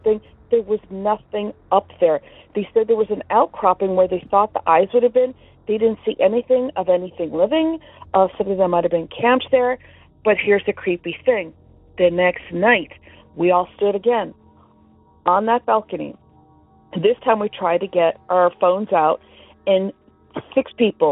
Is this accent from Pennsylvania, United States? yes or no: no; Orange County, California, United States; I'm from Orange County, California.